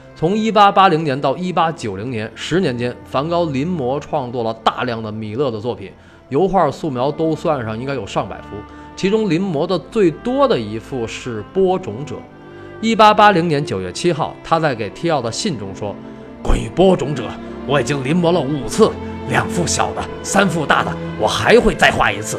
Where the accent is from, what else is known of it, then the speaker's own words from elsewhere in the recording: China; 这用我们中国人的话说